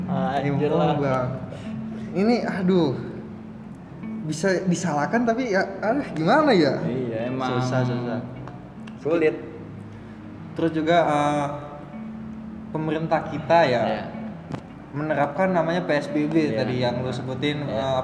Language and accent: Indonesian; Depok, West Java, Indonesia; gue dari Depok.